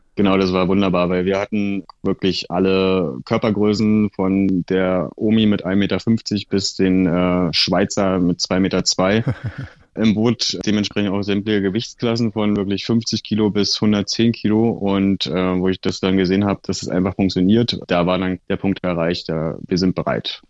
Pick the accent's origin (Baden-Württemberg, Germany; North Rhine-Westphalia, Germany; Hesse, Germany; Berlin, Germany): Berlin, Germany; ich bin so ein klassischer Berliner